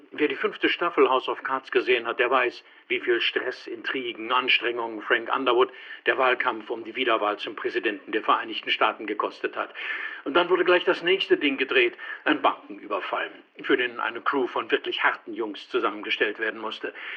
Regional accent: Schleswig-Holstein, Germany; also ich als Norddeutscher

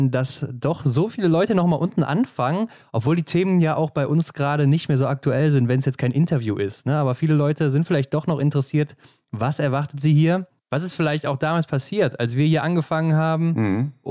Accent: Cologne, North Rhine-Westphalia, Germany; wir kommen aus dem Kölner Gebiet, so kann man sagen.

